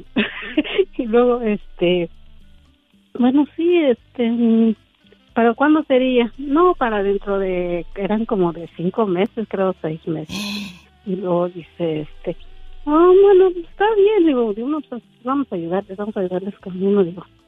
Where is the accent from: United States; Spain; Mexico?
Mexico; Hidalgo; De Hidalgo